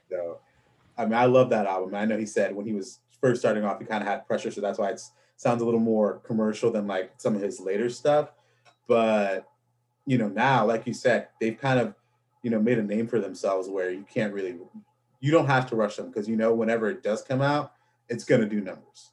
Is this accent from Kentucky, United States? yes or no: no; Orlando, Florida, United States; also born or lived in New York; when we moved to Florida, because I was born in New York, when we moved to Florida, I think it was probably around fourth grade